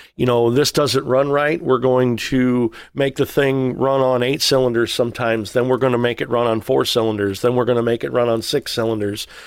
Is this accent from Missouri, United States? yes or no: yes; Missouri, United States; I'm from Missouri